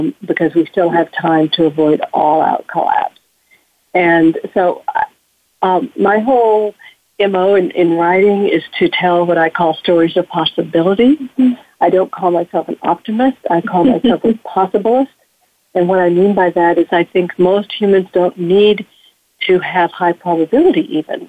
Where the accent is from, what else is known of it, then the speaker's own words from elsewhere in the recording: Texas, United States; I grew up in Texas, if one can grow up in Texas